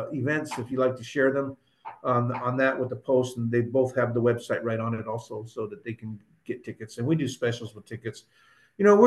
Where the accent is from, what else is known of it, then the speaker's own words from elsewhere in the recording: Oxnard, California, United States; I grew up on Hemlock Street in Oxnard